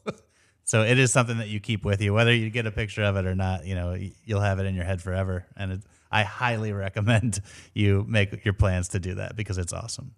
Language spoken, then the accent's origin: English; Maryland, United States; now in Florida, United States; I moved to Florida from Maryland, so I, I, I lived on the, on the water. I was a crabber as a young kid